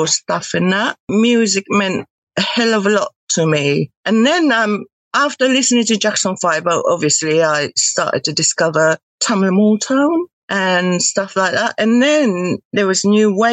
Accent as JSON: {"language": "English", "region": "Tokyo", "country": "Japan", "tie": "born or raised there", "second_language": "English", "moved": "yes", "said": "I'm from Tokyo"}